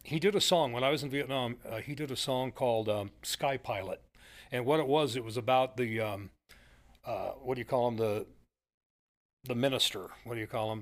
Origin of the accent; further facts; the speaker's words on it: McMinnville, Oregon, United States; my hometown, McMinnville